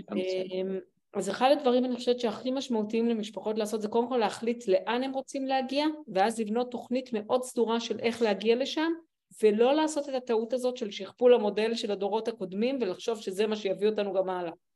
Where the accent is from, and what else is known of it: Israel